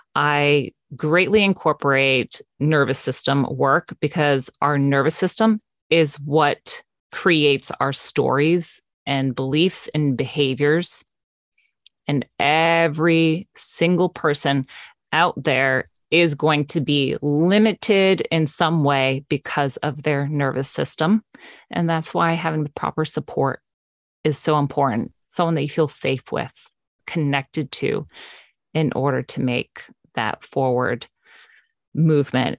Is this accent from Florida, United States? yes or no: yes; West Palm Beach, Florida, United States; I am born and raised in South Florida, West Palm Beach area